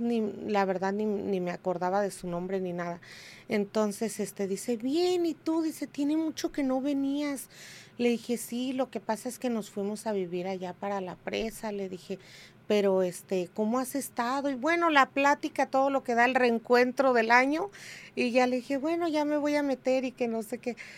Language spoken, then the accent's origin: Spanish; Tijuana, Baja California, Mexico; yo soy de aquí de Tijuana, yo soy nacida y criada aquí en Tijuana